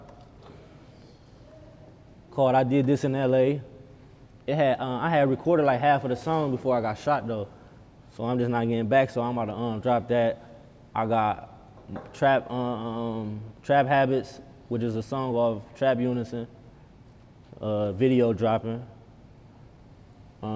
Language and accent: English; Cleveland, Ohio, United States; I'm from Cleveland